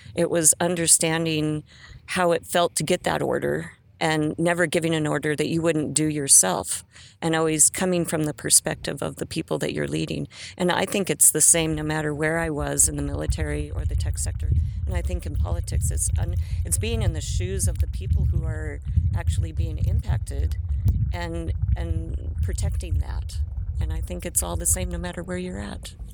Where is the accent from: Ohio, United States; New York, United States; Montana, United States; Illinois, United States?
Montana, United States; Great Falls; I came from Great Falls, Montana, from a working class family.